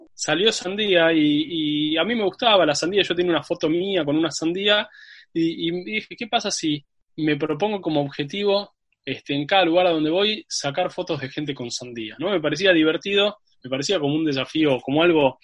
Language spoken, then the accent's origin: Spanish; Buenos Aires, Argentina; yo soy de, Buenos Aires, Argentina, eh, y viví acá la mayor parte de, mi vida, en realidad toda mi vida